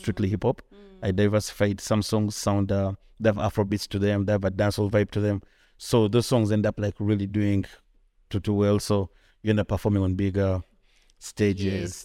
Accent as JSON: {"language": "English", "town": "Kampala", "region": "Central Region", "country": "Uganda", "tie": "born or raised there", "said": "I grew up here. I was born in Kampala."}